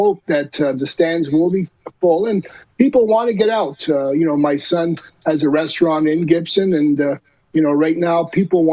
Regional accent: Montreal, Quebec, Canada; being from Montreal, playing there as a player

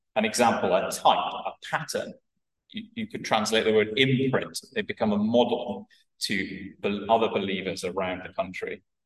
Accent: Wales, United Kingdom; I'm a Welsh Welshman

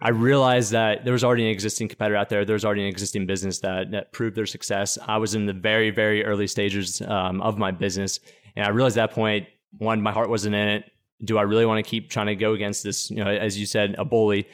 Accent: Pittsburgh, Pennsylvania, United States; I'm from Pittsburgh, Pennsylvania. I always like to say that because Pittsburgh's, the people that come from Pittsburgh are known as these blue-collar steelworkers, and, and, and they're really hardworking individuals, and I like to say that because that's really where I think I get my work ethic from, growing up there

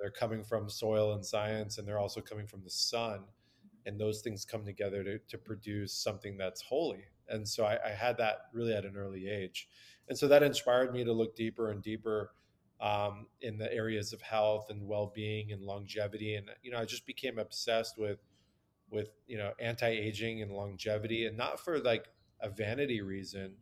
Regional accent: Southern California, United States; I'm born and raised in Southern California with ancient Persian roots

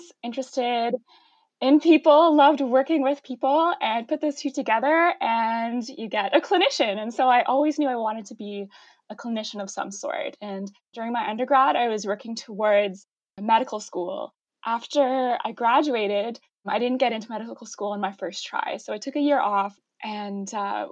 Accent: Ottawa, Ontario, Canada; also born or lived in London, Ontario; I grew up in Ottawa in the East End.

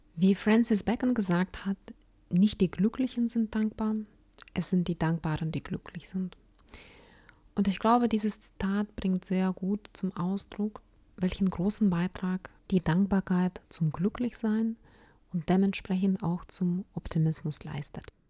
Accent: Ukraine; now in Germany; Ich komme selbst aus der Ukraine

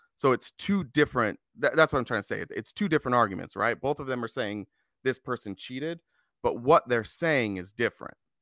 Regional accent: Lindon, Utah, United States; now in Arizona, United States; I grew up in Utah in a little town called Linden. It's a suburb about forty minutes south of Salt Lake City.

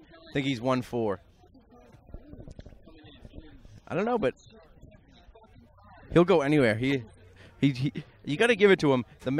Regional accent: Boston, Massachusetts, United States; also born or lived in Syracuse; I'm from Boston, but I went to Syracuse.

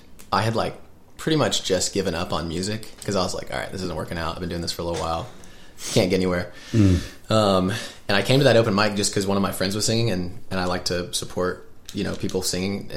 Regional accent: Asheville, North Carolina, United States; We moved to Asheville when I was like 1.5, so I just say I'm from Asheville.

